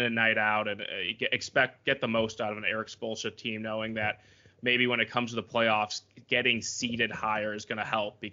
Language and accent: English; Chicago, Illinois, United States; we're from Chicago and grew up Bulls fans